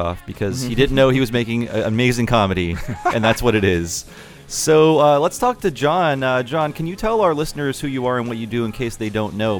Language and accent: English; Youngstown, Ohio, United States; I'm from Youngstown, Ohio.